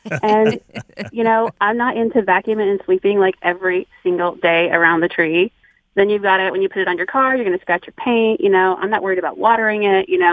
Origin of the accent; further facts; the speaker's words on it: Missouri, United States; now in Michigan, United States; I'm from Missouri.